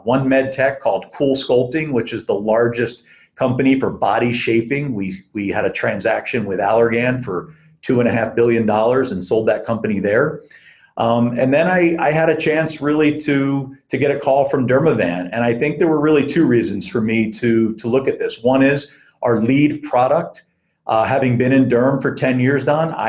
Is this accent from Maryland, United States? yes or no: no; Philadelphia, Pennsylvania, United States; also born or lived in Beijing, China / Lausanne, Switzerland / Sao Paulo, Brazil; now in Southern California, United States; growing up in Philadelphia